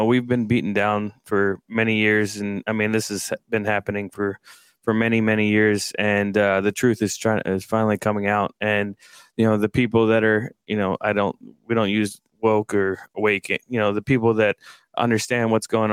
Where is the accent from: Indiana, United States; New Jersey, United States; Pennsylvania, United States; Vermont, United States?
Pennsylvania, United States; Philadelphia; moved away; also born or lived in Vancouver, BC; I'm from Philadelphia